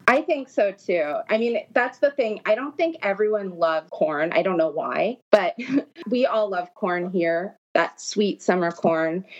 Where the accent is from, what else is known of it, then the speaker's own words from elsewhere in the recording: Los Angeles, California, United States; I grew up in Los Angeles. That's where I'm originally from